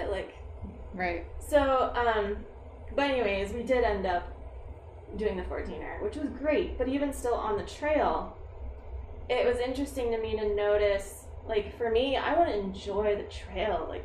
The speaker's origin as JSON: {"language": "English", "region": "Colorado", "country": "United States", "said": "I'm from Colorado"}